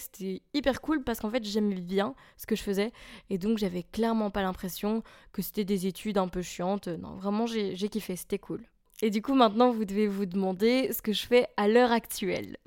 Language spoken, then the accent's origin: French; a small village near Charleroi, Wallonia, Belgium; moved away as an adult; also born or lived in Maastricht; now in Brussels, Belgium; je suis belge. J'habite à Bruxelles et anciennement je vivais dans un petit village tout paumé près de Charleroi